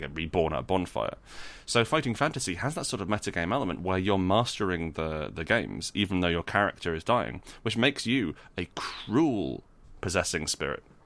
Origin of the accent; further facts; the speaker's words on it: Scotland, United Kingdom; I was born in Scotland